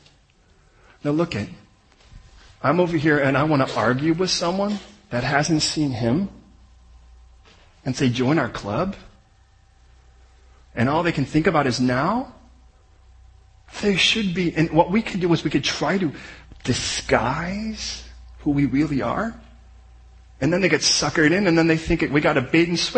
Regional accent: United States; we're American

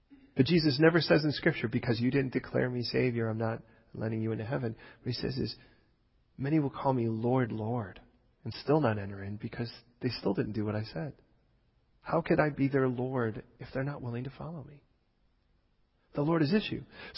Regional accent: England, United Kingdom; born there; I'm just English. I was born here.

